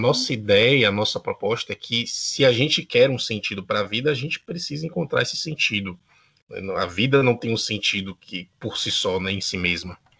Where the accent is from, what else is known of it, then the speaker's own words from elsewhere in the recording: Bahia, Brazil; now in Uruguay; eu sou da Bahia, atualmente residente no Uruguai